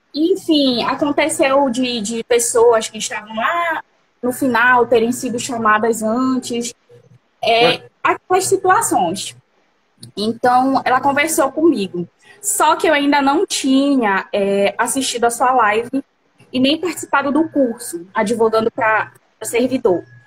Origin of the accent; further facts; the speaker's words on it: Igarapé-Miri, Pará, Brazil; Eu sou do estado do Pará, de igarapé